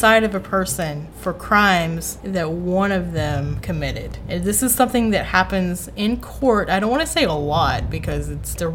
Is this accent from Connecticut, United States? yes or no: no; Tennessee, United States; my home state of Tennessee